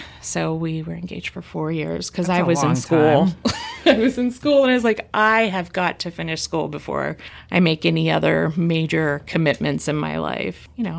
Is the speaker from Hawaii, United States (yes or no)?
no; California, United States; now in Ohio, United States; That I was from California?